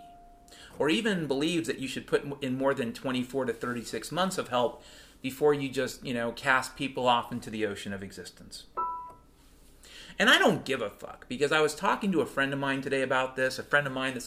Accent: Pacific Northwest, United States; when I was a kid growing up in the Pacific Northwest

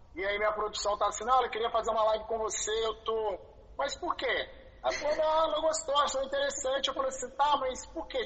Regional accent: Belo Horizonte, Minas Gerais, Brazil; moved away as an adult; now in Rio de Janeiro, Brazil; eu sou de BH

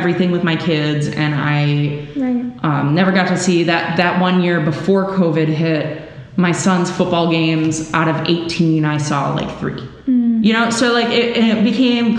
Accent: Milwaukee, Wisconsin, United States; now in Illinois, United States; I grew up in Milwaukee, Wisconsin

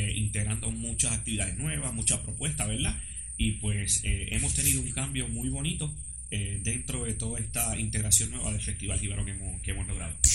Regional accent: Puerto Rico; como puertorriqueños

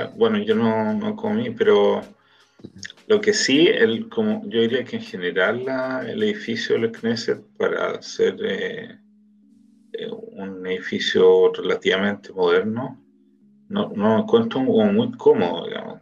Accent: Chile; now in Israel; nosotros como organización de chilenos

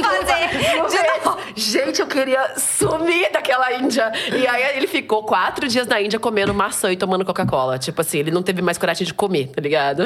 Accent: Brazil; also born or lived in Japan; a gente é brasileira, brasileira

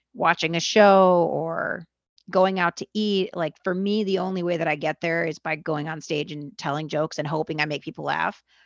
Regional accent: Los Angeles, California, United States; also born or lived in Argentina; I'm from where you're from

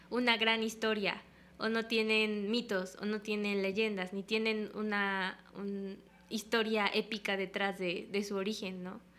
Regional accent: Mexico; now in Japan; Somos de México.

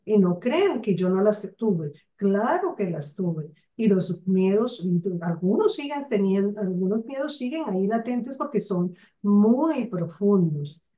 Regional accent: Barranquilla, Atlántico, Colombia; moved away; also born or lived in Bogotá; Yo soy de una ciudad de la costa llamada Barranquilla, que se caracteriza por su carnaval que se caracteriza por la alegría de sus personas. Sin embargo, nací aquí

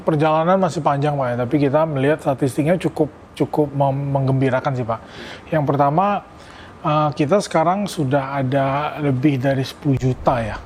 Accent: Pontianak, West Kalimantan, Indonesia; moved away as an adult; also born or lived in Yogyakarta; saya lahir besar saya sekolah di di Pontianak

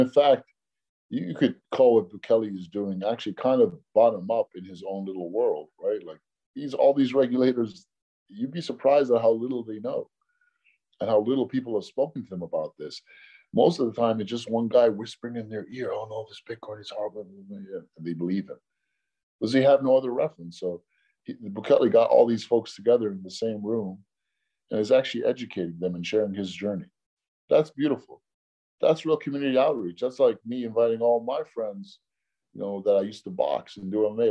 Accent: New York City, New York, United States; I grew up in New York City in Hell's Kitchen

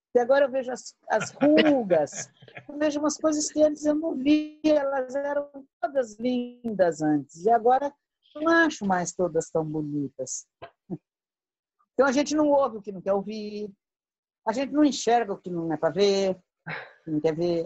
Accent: Santos, São Paulo, Brazil; born or raised there; moved away; also born or lived in Minas Gerais

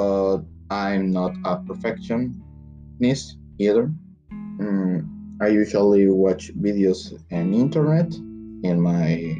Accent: Ciudad del Carmen, Campeche, Mexico; English is a second language; also born or lived in Veracruz; I was born in June 12 on 2001 in Ciudad del Carmen, Campeche.

